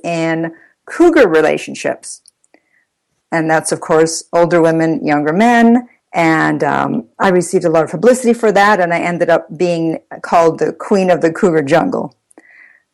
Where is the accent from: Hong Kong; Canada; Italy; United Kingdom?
Italy; moved away as an adult; now in United States; I'm Italian. I was born in Italy. I spent my 20s in Italy.